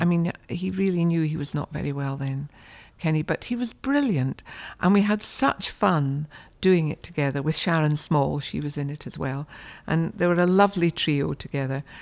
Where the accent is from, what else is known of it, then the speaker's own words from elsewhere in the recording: Markinch, Scotland, United Kingdom; a lady called Phoebe McCartney came to our village of Markinge